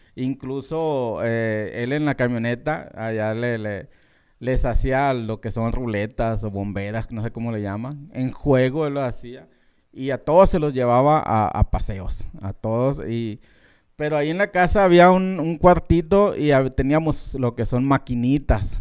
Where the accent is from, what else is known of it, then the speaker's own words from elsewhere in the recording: southern Sonora, Mexico; moved away; los dos somos de Sonora, aunque ella es del norte y yo soy del sur de Sonora